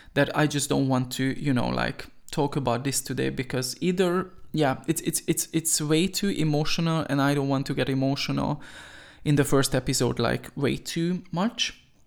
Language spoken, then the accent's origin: English; Veszprém, Veszprém County, Hungary; I was born in Hungary, nineteen ninety-two, in Veszprém, to be more specific